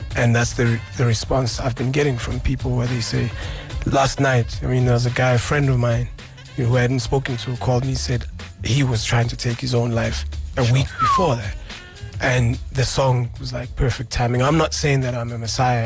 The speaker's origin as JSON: {"language": "English", "country": "South Africa", "said": "being a South African man"}